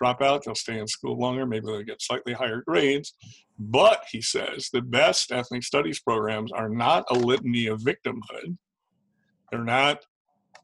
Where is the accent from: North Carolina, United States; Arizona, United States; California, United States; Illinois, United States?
California, United States; as a Californian